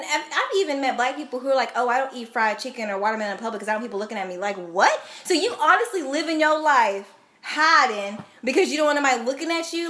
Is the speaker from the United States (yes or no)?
yes; Edmond, Oklahoma, United States; also born or lived in Del City, Oklahoma; I grew up in Edmond, Oklahoma, which we talked about before, is a predominantly white town. I didn't leave Edmond until my sophomore year when I came to Del City